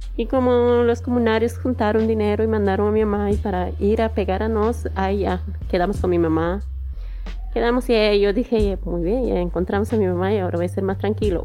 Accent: Oruro, Bolivia; Portuguese is a second language; moved away as an adult; also born or lived in Challapata, Bolivia; now in Brazil; Eu sou de Oruro e nasci em Chayapata.

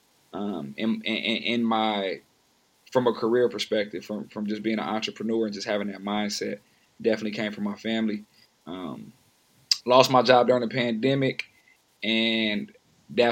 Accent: San Diego, California, United States; now in Oakland, United States; I'm from San Diego, California. I currently reside in Oakland, California.

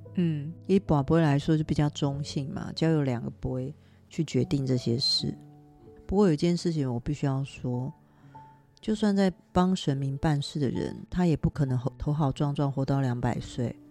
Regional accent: Taiwan; 我们台湾人

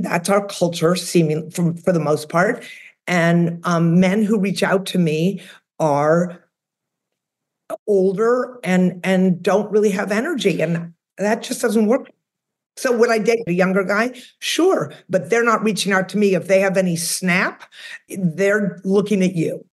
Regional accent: outside of Boston, Massachusetts, United States; now in Austin, United States; I'm originally from the Northeast. I'm from outside of Boston.

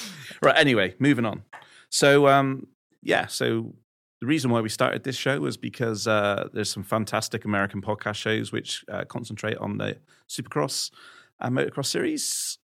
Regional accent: West Country, South West England, United Kingdom; I'm from the West Country

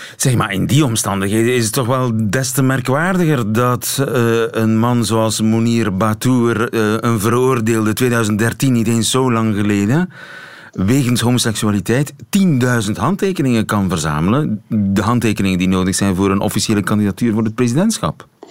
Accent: Belgium; ons als Belg

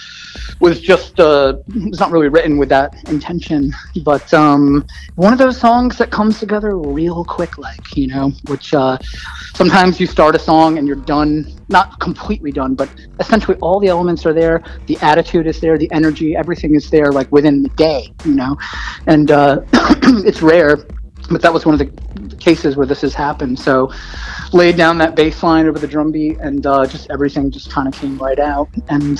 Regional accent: New England, United States; I'm from New England originally

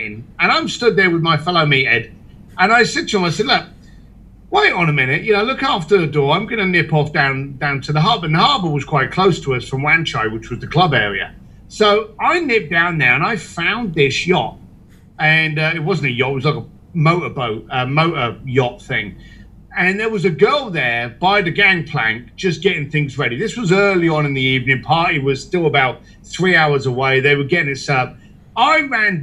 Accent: United Kingdom; moved away; also born or lived in Hong Kong; a British biker and a bricklayer

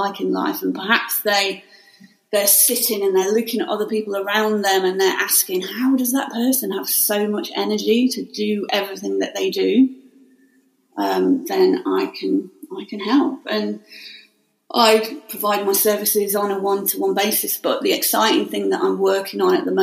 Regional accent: Staffordshire Moorlands, West Midlands, United Kingdom; now in Surrey, United Kingdom; I'm originally from Staffordshire Moorlands

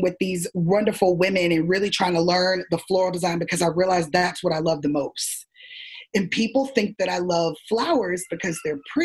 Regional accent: Miami, Florida, United States; I'm originally from Miami, Florida

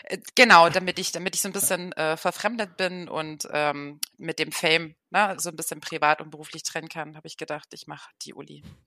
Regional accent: Dresden, Saxony, Germany; moved away as an adult; now in Oldenburg, Germany; gebürtig komme ich aus Dresden, wohne jetzt seit zehn Jahren in Oldenburg

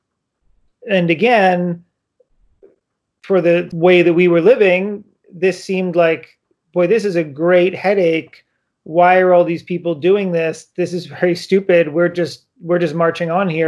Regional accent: United States; also born or lived in Yangon, Myanmar; I'm American

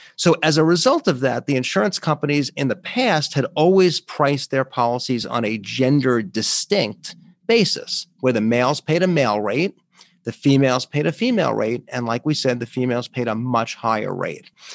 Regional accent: New York, United States; my home state of New York

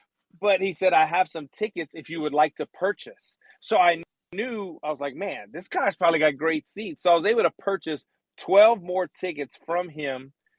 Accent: South Louisiana, United States; I'm from South Louisiana. I've never driven in snow.

